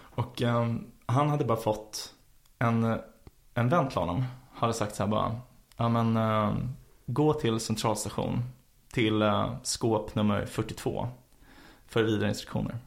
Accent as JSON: {"language": "Swedish", "town": "Stockholm", "region": "Stockholm County", "country": "Sweden", "tie": "born or raised there", "said": "jag växte upp på Frejgatan"}